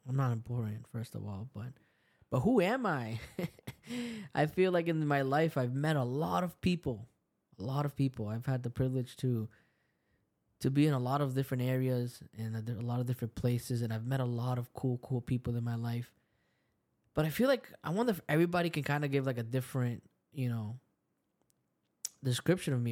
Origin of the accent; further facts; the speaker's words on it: El Salvador; I'm from El Salvador. I speak Spanish.